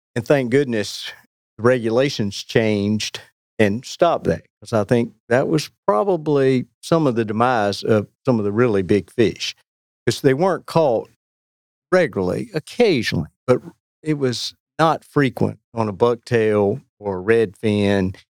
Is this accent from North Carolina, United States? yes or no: yes; Weldon, North Carolina, United States; moved away as an adult; now in Cary, United States; I grew up in Weldon and had a great experience in a small town there on the Roanoke. I've lived in Cary since 1988